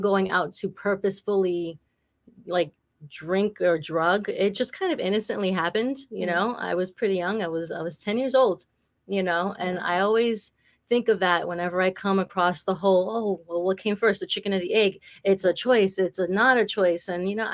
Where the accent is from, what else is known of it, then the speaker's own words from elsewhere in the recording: New York City, New York, United States; also born or lived in New Hampshire; now in Massachusetts, United States; I was born and raised in Brooklyn, New York